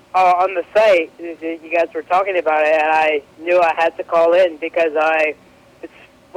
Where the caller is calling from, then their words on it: British Columbia, Canada; I'm calling from British Columbia, Canada.